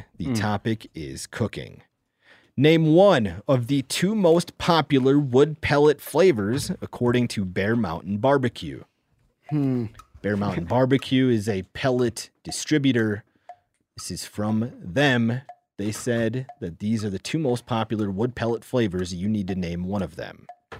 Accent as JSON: {"language": "English", "region": "South Dakota", "country": "United States", "tie": "born or raised there", "said": "I know some of the properties that have opened in my home state of South Dakota, I've hunted whitetails on."}